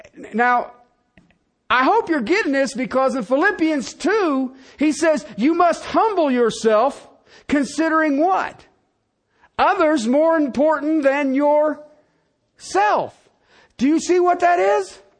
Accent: United States; as an American

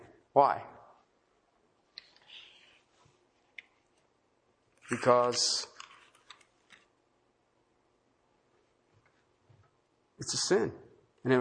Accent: United States; in America as American citizens

